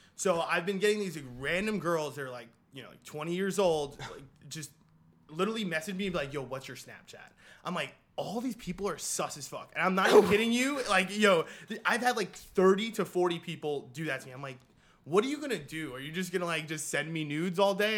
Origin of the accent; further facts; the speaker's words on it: New York City, New York, United States; I'm from Queens